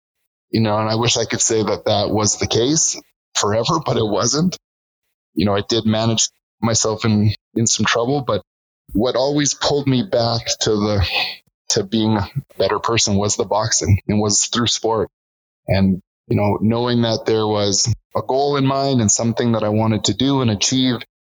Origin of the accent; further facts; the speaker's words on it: British Columbia, Canada; also born or lived in Alberta; now in Calgary, Canada; I was born in British Columbia. We moved around the lower mainland for a lot of time. We moved to Alberta when I was 10 years old.